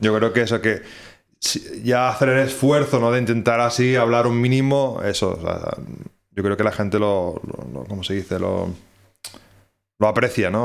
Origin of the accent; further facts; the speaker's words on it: Barcelona, Catalonia, Spain; moved away as an adult; also born or lived in Ireland; now in Oulu, Finland; soy de Barcelona